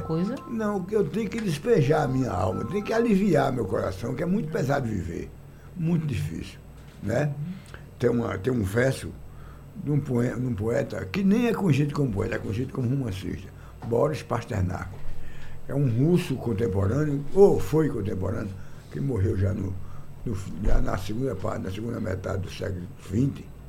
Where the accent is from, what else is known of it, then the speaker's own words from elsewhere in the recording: Salgueiro, Pernambuco, Brazil; lá no sertão de Pernambuco, eu nasci e me criei lá em Salgueiro